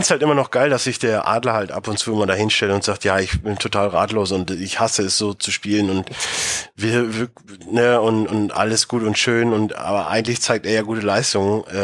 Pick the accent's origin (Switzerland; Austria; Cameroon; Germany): Germany; Cologne, North Rhine-Westphalia; als Kölner hast du viel Scheiße gefressen.